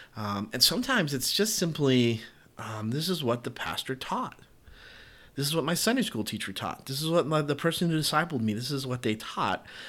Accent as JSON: {"language": "English", "region": "the South", "country": "United States", "tie": "born or raised there", "said": "I grew up in the South and I grew up in a Baptist church"}